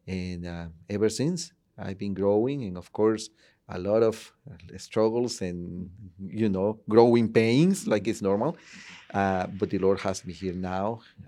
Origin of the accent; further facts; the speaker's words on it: Tegucigalpa, Francisco Morazán, Honduras; moved away; originally, I am from Honduras, Tegucigalpa